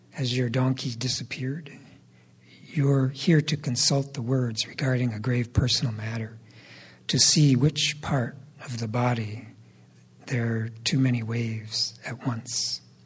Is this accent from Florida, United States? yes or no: no; Austin, Minnesota, United States; The U.S. Army occupied my hometown for about four months